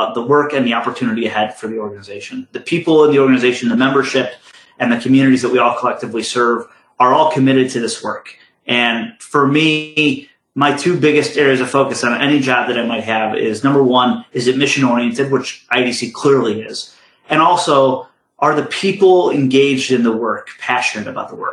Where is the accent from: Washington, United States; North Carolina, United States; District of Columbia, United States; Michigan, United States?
Michigan, United States; moved away; the state of Michigan, which is my home state